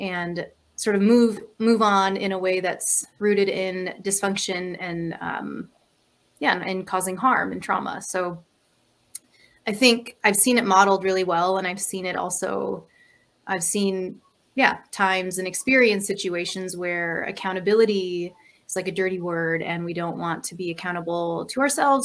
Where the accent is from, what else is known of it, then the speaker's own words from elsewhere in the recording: Minnesota, United States; moved away as an adult; also born or lived in California; I grew up in Minnesota, and I moved to California for over a decade and recently moved back to the Twin Cities. I live in South Minneapolis